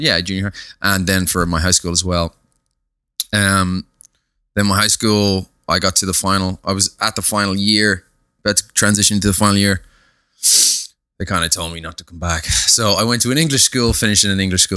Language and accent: English; Dublin, Leinster, Ireland; I was brought up in a place called, uh, Papintree in Ballymun